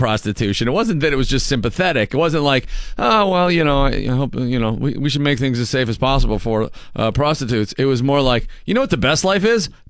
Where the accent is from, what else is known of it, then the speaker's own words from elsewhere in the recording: Erie, Pennsylvania, United States; It's my hometown.